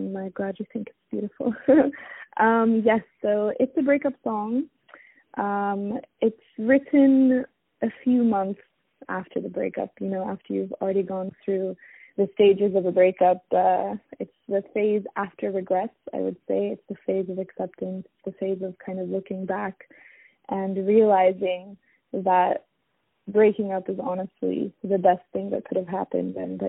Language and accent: English; South Africa; born there; So as I mentioned, I was born in South Africa, but moved around quite a bit as I was growing up. So now I'm based in the Middle East as a singer-songwriter, as a performer.